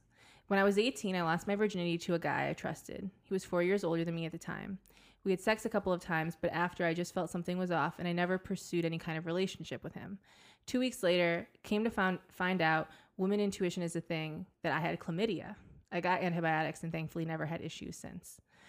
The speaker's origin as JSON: {"language": "English", "country": "Croatia", "said": "I'm from Croatia, 23, and a Sagittarius."}